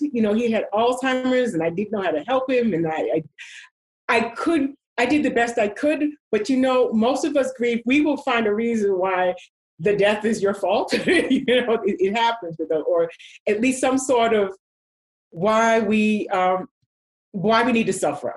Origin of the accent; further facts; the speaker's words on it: New York City, New York, United States; moved away; I grew up in New York, as you know, and I used to go to theater